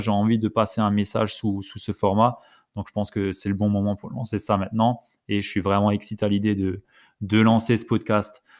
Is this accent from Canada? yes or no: no; Alsace, Grand Est, France; je viens d'Alsace